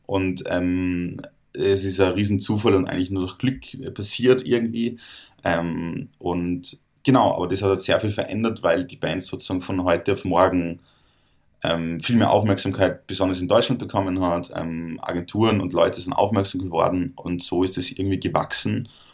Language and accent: German; Salzburg, Austria; ich komme aus Salzburg